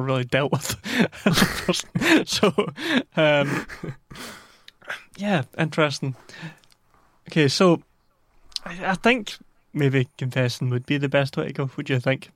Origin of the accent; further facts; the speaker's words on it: United Kingdom; we're British